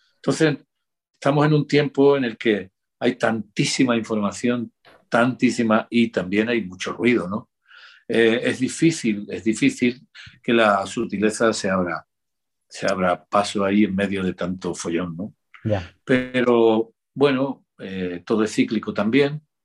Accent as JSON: {"language": "Spanish", "region": "Andalusia", "country": "Spain", "said": "yo soy andaluz"}